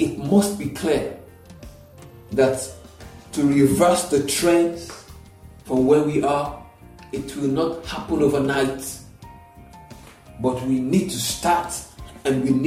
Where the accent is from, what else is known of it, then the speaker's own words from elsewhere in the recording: Nigeria; Nigeria, and I use Nigeria because that's where I am. I am a Nigerian